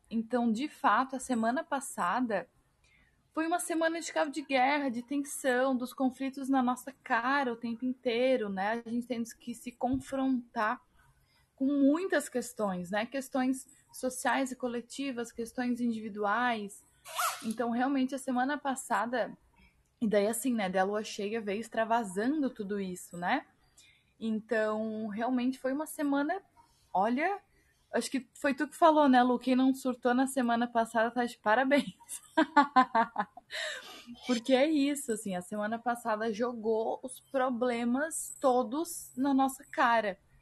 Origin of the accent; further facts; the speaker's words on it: Pomerode, Santa Catarina, Brazil; also born or lived in Florianópolis; eu sou de Florianópolis, nasci aqui, mas eu cresci, passei é, são uns 10, 12 anos da minha vida em Pomerode, que é uma cidade aqui de Santa Catarina